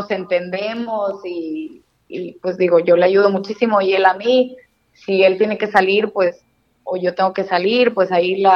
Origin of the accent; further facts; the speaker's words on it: Allende, Nuevo León, Mexico; nosotros somos de Allende, Nuevo León, está muy cerquita de, de Monterrey es una ciudad muy transportista, por cierto.